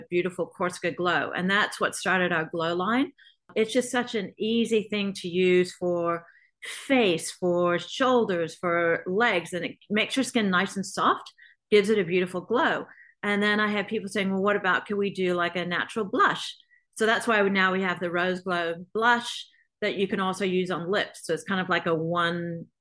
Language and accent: English; Australia; moved away; growing up in Australia without any kind of skincare regimen at all over there